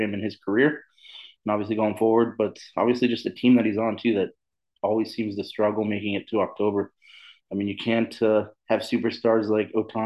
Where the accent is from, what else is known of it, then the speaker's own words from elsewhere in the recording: Inland Empire, California, United States; I grew up obviously in the Inland Empire, obviously closer to Anaheim